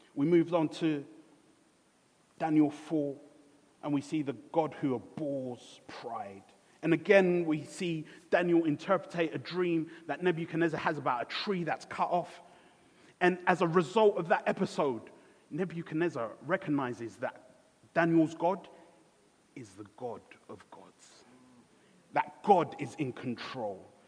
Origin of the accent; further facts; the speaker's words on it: Ghana; I was born in Ghana